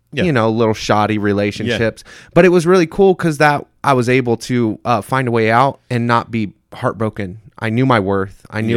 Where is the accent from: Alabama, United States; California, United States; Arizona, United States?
Arizona, United States; Mesa; And then I saw her hanging out with all of the friends that I was from Mesa.